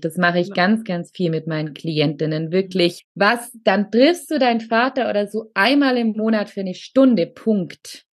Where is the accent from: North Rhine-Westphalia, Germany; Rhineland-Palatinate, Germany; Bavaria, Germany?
Bavaria, Germany; Allgäu; moved away; Ich komme ursprünglich aus dem Allgäu